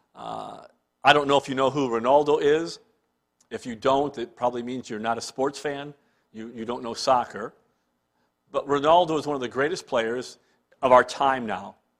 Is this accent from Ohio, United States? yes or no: yes; Cleveland, Ohio, United States; moved away as an adult; now in Canada; growing up in Cleveland